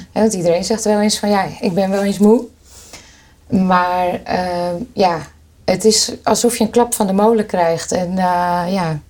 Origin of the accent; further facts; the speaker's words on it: Hoorn, North Holland, Netherlands; Ik kom uit Horen